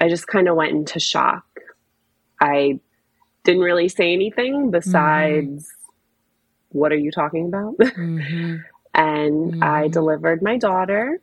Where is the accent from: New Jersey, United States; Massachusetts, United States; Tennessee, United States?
New Jersey, United States; moved away as an adult; now in Washington, DC, United States; I'm originally from New Jersey, but I've been based in DC for, almost 15 years now